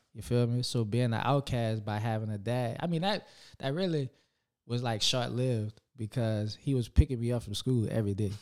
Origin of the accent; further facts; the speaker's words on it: New Orleans, Louisiana, United States; I grew up in the Cali